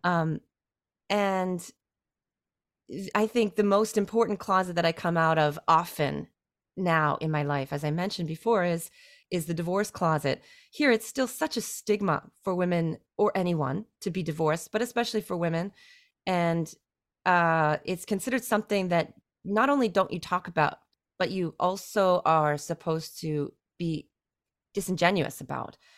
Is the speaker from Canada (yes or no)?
yes; Canada; moved away as an adult; now in China; my identity as a Canadian